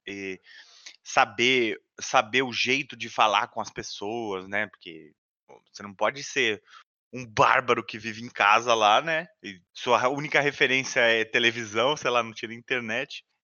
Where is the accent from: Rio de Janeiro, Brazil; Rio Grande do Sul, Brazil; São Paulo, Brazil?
São Paulo, Brazil; Eu, eu sou de São Paulo, capital, né? Eu ainda moro em São Paulo, capital. Morei a minha vida toda, inclusive no mesmo bairro, né?